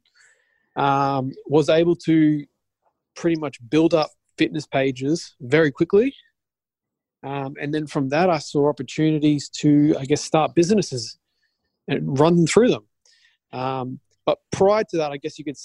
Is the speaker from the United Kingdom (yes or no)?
no; Australia; I'm from Australia